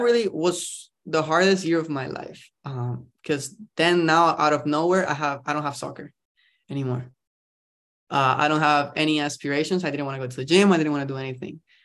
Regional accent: Costa Rica; moved away as an adult; also born or lived in New York; now in California, United States; I'm, I'm from Costa Rica, actually. I'm not, uh, from around here

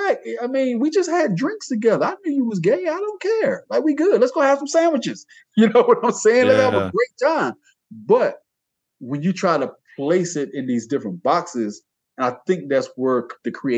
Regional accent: Georgia, United States; I was born in Georgia

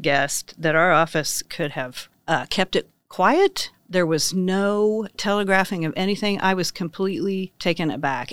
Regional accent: Ingalls, Kansas, United States; now in Manhattan, United States; I grew up in Ingalls, Kansas, population two hundred eighty-five

